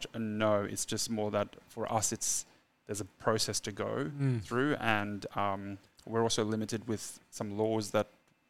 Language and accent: English; South Africa; now in Australia; I'm South African and we immigrated to Australia in 2002.